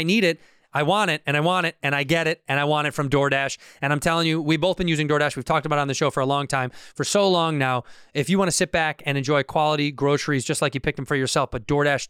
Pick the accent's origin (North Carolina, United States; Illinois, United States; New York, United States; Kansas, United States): Illinois, United States; Chicago; I'm from Chicago.